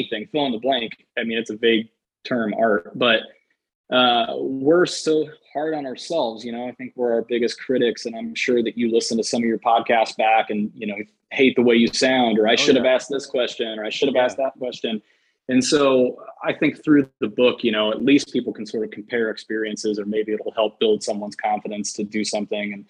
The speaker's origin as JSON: {"language": "English", "town": "Indianapolis", "region": "Indiana", "country": "United States", "tie": "born or raised there", "moved": "yes", "lives_now": "Los Angeles, United States", "said": "my hometown skate shop in Indianapolis"}